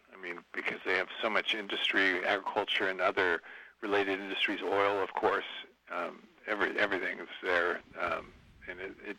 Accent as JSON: {"language": "English", "town": "Bakersfield", "region": "California", "country": "United States", "tie": "born or raised there", "also_born_or_lived": "Minnesota", "moved": "as an adult", "said": "Well, I grew up in Bakersfield."}